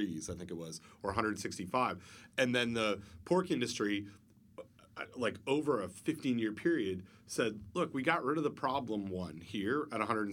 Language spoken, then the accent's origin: English; Canada; I'm from Canada